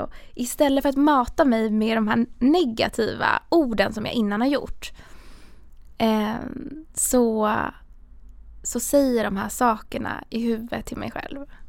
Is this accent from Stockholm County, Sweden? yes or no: yes; Stockholm, Stockholm County, Sweden; jag är uppväxt i, i Stockholm, ganska centralt